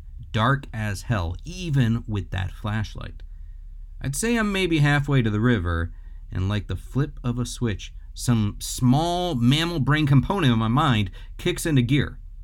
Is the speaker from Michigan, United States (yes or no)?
yes; Detroit, Michigan, United States; Growing up in Detroit, I lived right next door to this beautiful church.